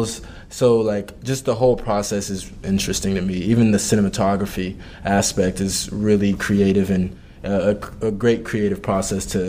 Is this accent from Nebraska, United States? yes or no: no; Kansas City, Missouri, United States; moved away as an adult; now in Madison, United States; I'm from Kansas City, and I went to an all-boys high school, Rockhurst High School